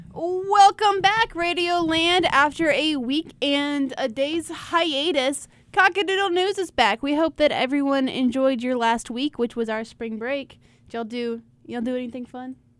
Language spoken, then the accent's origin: English; Rock Hill, South Carolina, United States; I grew up in Rock Hill. I my whole family's from Rock Hill